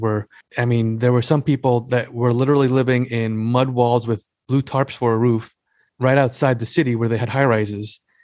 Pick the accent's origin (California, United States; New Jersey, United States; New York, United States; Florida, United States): New York, United States; Long Island; I was born and raised on Long Island